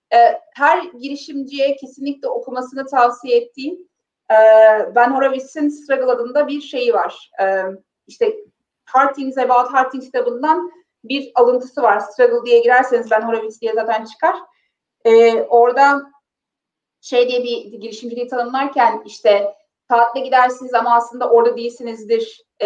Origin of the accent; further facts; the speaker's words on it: Mudanya, Bursa, Turkey; Çünkü ben Mudanyalıyım, çok böyle mütevazi bir e, Anadolu ailesinin kızıyım. E, çok tahmin edebileceğiniz şartlarda, çok tahmin edebileceğiniz e, böyle traditionlar yani gelenek ve göreneklerle büyüdüm.